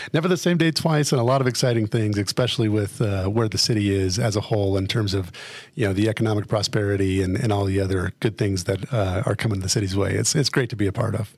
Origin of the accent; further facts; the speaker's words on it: Fremont County, Colorado, United States; moved away as an adult; I'm a native of Colorado. I grew up in Fremont County.